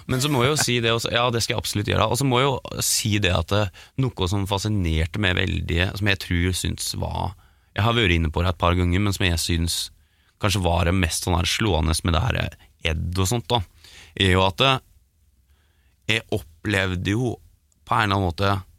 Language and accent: Norwegian; Geilo, Buskerud, Norway; born or raised there